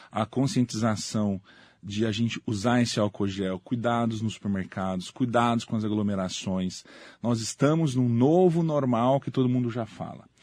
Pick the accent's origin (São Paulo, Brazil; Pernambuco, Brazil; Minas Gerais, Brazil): São Paulo, Brazil; José Bonifácio; born there; also born or lived in Santos; Eu nasci na cidade de José Bonifácio, no interior de São Paulo.